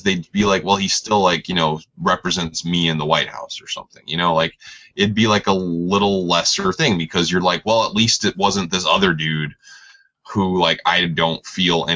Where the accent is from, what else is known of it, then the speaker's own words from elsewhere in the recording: New York, United States; I'm from New York